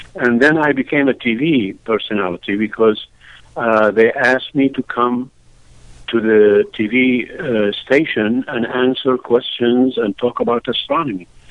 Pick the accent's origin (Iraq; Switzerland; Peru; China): Iraq; Baghdad, Baghdad Governorate; English is a second language; also born or lived in Florida, United States; now in Michigan, United States; I was born in Baghdad, Iraq